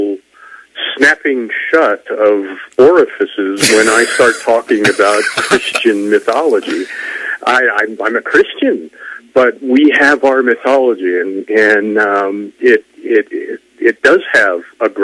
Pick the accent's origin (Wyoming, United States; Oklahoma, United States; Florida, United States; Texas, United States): Wyoming, United States; I'm a kid from Wyoming